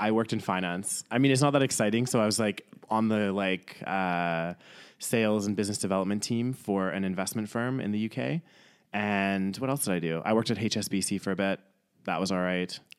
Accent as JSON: {"language": "English", "town": "Calgary", "region": "Alberta", "country": "Canada", "tie": "born or raised there", "also_born_or_lived": "York, England / Newcastle, England", "said": "lived in Calgary for majority of my life"}